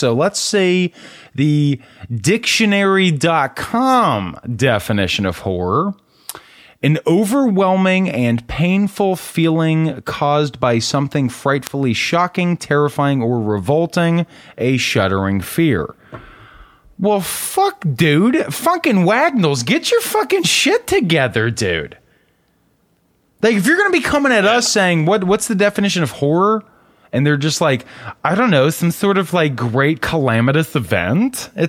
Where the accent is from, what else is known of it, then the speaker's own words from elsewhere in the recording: the South, United States; Or, excuse me, I'm from the South, so a mess about